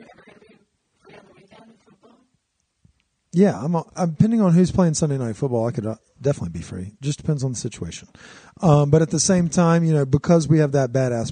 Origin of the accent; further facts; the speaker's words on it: Cajun country, Louisiana, United States; now in Denver, United States; we grew up in Cajun country.